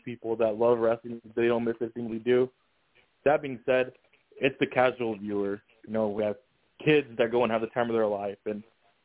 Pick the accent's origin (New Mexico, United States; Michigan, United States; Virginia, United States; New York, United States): New Mexico, United States; now in Phoenix, United States; I'm not from here. That being said, when I grew up in New Mexico